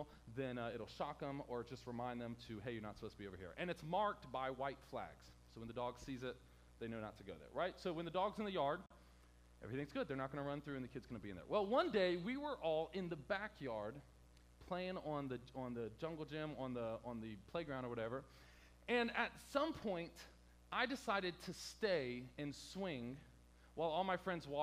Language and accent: English; Hampton, Virginia, United States; I grew up in the worst part of Hampton Roads called Hampton